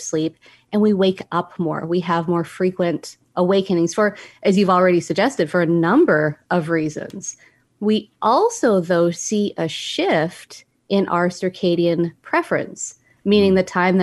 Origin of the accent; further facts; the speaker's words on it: Canada; now in United States; I'm Canadian.